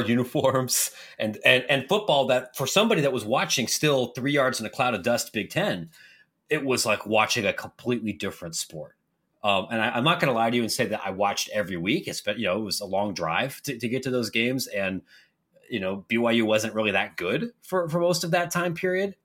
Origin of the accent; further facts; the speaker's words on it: Ohio, United States; growing up in Ohio, but being a Latter-day Saint